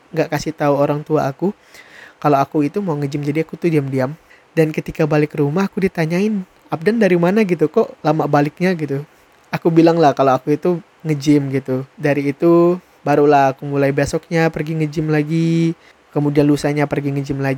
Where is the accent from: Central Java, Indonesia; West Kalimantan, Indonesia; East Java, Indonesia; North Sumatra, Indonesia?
West Kalimantan, Indonesia; Sintang; pergi keluar kota, dari kota aku, yaitu Sintang, pergi ke kota lain